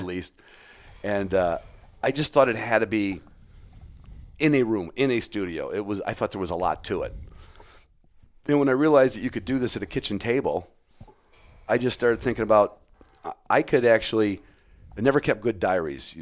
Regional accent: Chicago, Illinois, United States; I grew up in the city limits of Chicago

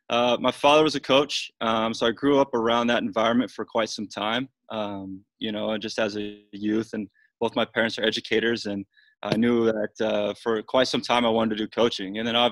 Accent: Lebanon, Missouri, United States; moved away; I grew up in the Midwest in a small town called Lebanon, Missouri.

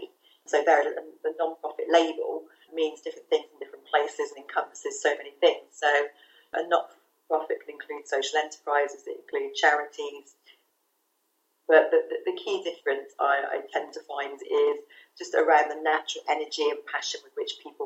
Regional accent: England, United Kingdom; moved away as an adult; also born or lived in Caribbean island; being English and from the first world

